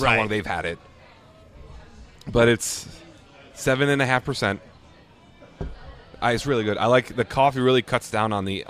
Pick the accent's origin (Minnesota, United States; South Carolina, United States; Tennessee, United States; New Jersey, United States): New Jersey, United States; out of my home state of New Jersey.